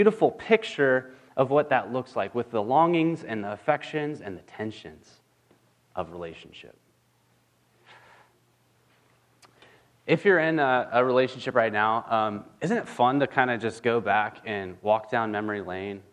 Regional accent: California, United States; I'm from California

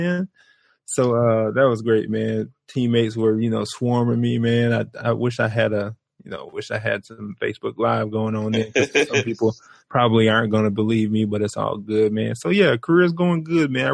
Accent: Brunswick, Georgia, United States; now in Chicago, United States; I am from Brunswick, Georgia. And let me tell you, I represent Brunswick hard. And we have probably about 10 to 12,000 people. So we're like half a neighborhood. You're talking about a neighborhood. We're half a neighborhood in my hometown. I grew up there.

